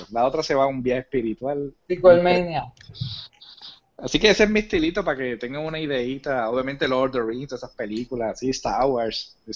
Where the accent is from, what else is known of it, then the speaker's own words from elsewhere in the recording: Humacao, Puerto Rico; Humacao, Puerto Rico, Humacao.